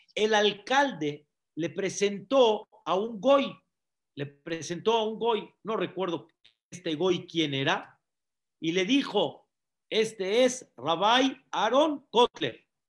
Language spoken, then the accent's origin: Spanish; Mexico; also born or lived in Syria (ancestry); Nosotros que venimos, por ejemplo, de Siria, fuimos sirios, ya no somos sirios, somos Mexican people